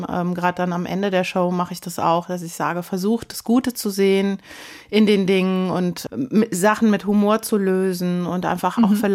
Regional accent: Baunatal, Hesse, Germany; in Kassel-Baunatal in der Stadthalle gespielt und habe wieder festgestellt, wie gern ich meine Heimat mag.

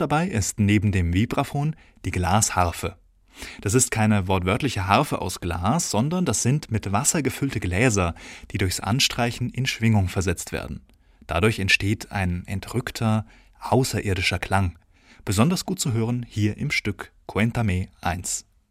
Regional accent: Bavaria, Germany; moved away; in meiner alten Heimat Bayern

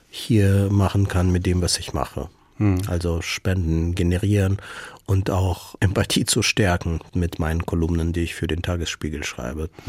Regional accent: Ukraine; weil es mir wichtig ist, dass man mich als Ukrainer sieht, mhm. weil ich mich als Ukrainer bekenne.

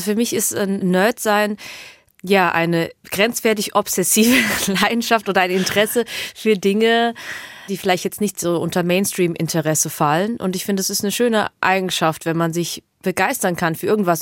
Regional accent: Hemsbach, Baden-Württemberg, Germany; also born or lived in Heppenheim; Ich bin aber in Hemsbach aufgewachsen

